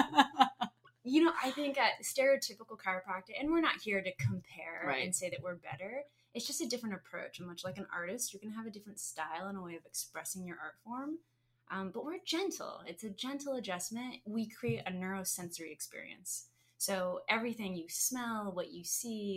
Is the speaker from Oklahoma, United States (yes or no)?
no; Arizona, United States; I'm native Arizonan